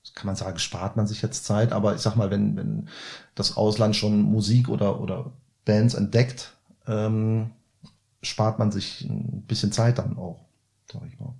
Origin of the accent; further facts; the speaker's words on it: Cologne, North Rhine-Westphalia, Germany; als Kölner